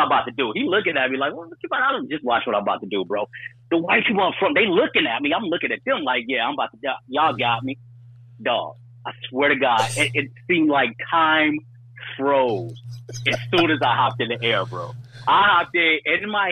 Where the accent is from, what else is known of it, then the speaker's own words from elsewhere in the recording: Detroit, Michigan, United States; I was born and raised on the east side of Detroit, Coney Garden